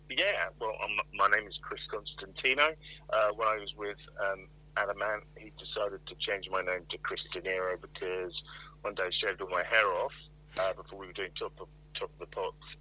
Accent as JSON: {"language": "English", "town": "Plymouth", "region": "South West England", "country": "United Kingdom", "tie": "born or raised there", "also_born_or_lived": "London", "moved": "yes", "said": "I was growing up in Plymouth. I was going to school in Plymouth"}